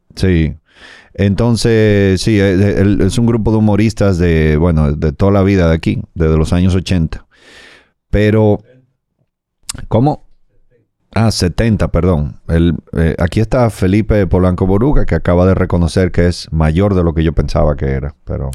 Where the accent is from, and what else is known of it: Dominican Republic